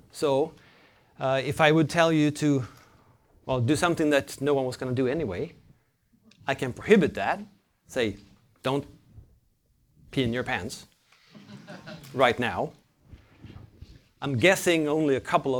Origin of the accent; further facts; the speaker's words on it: Sweden; I'm from Sweden, a cold country.